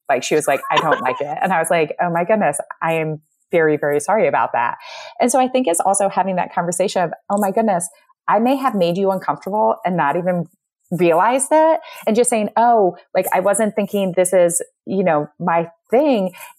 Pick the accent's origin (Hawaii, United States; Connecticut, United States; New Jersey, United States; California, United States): Connecticut, United States; moved away as an adult; also born or lived in Pennsylvania / New York; now in Midwest, United States; I was born and raised in Connecticut, Pennsylvania, New York.